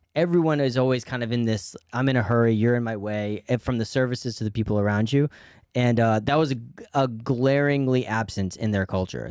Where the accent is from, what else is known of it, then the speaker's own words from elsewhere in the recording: New York, United States; as an American, but also as a New Yorker